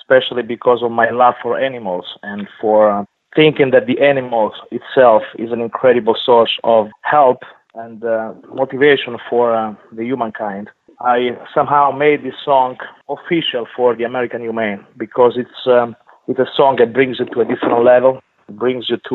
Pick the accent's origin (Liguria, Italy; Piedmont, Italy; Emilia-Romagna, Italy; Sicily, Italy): Liguria, Italy; Ventimiglia; moved away as an adult; now in United States; my hometown, which is Ventimiglia, right on the border with south of France